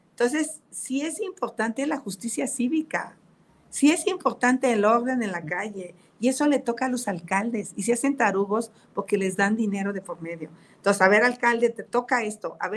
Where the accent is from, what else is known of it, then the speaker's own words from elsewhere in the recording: Tepatepec, Hidalgo, Mexico; Vengo de Catepec, soy una mujer de esfuerzo.